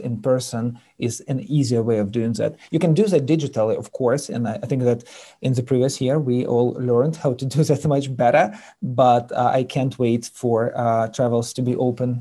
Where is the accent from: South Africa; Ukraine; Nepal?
Ukraine; English is a second language; moved away as an adult; also born or lived in United Kingdom; now in United States; I'm born and raised in Eastern Europe and Ukraine